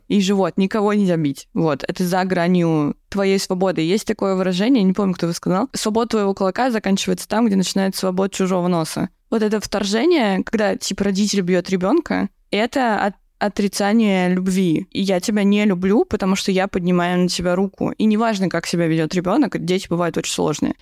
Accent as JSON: {"language": "Russian", "town": "Dolgoprudny", "region": "Moscow Oblast", "country": "Russia", "said": "я из Долгопа"}